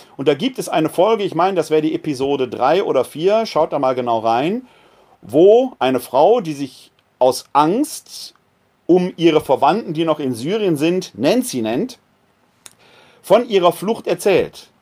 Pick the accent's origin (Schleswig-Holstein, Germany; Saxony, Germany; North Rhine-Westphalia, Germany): North Rhine-Westphalia, Germany; Wuppertal; Wuppertal, meine Heimatstadt hier, hat 360.000 Einwohner